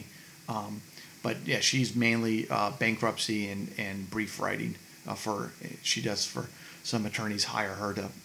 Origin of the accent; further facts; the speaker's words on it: Brookhaven, Georgia, United States; I grew up here in Brookhaven. My parents moved me when I was 1